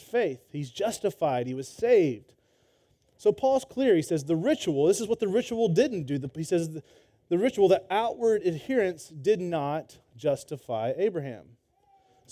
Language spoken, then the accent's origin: English; Georgia, United States; moved away as an adult; also born or lived in Florida; now in Texas, United States; I grew up in Georgia.